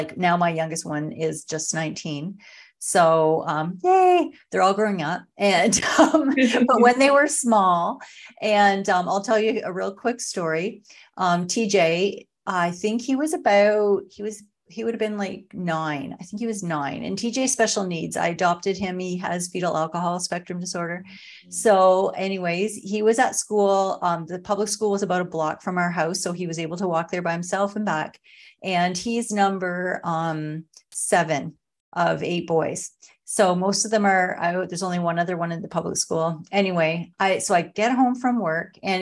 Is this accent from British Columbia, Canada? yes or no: no; small town near Sarnia, Ontario, Canada; now in Sarnia, Canada; I'm from actually a small town. Like I was raised on a farm.